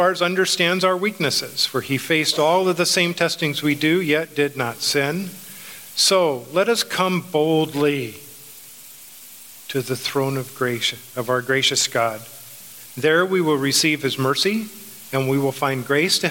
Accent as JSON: {"language": "English", "country": "United States", "said": "we as American Christians"}